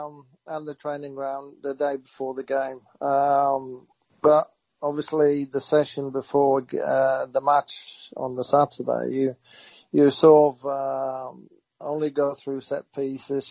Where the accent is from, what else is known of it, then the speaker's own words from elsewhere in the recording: Norway; moved away as an adult; also born or lived in Southampton; growing up